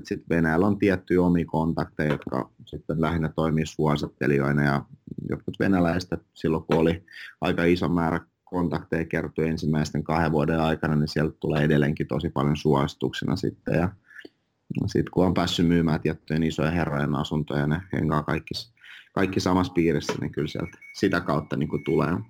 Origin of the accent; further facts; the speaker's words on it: Finland; first language Finnish and Russian; also born or lived in Russia; mä olin viisivuotias, kun mä muutin Suomeen, että mä kaksi passia, äidin, äidinkielen suomi ja venäjä